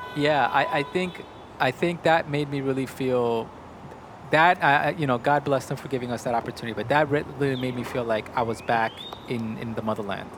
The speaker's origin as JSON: {"language": "English", "region": "New York", "country": "United States", "tie": "born or raised there", "said": "I was born and raised in New York"}